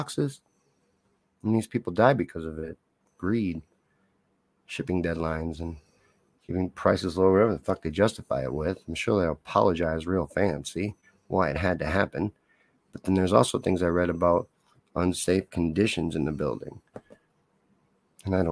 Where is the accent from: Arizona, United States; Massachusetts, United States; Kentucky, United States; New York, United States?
Kentucky, United States; moved away as an adult; now in Missouri, United States; I lived in Kentucky from about age 8 to age 18